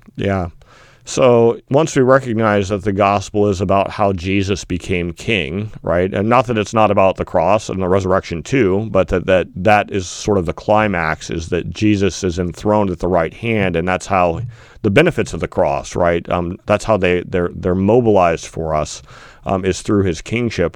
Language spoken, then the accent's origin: English; Northern California, United States; I grew up in Northern California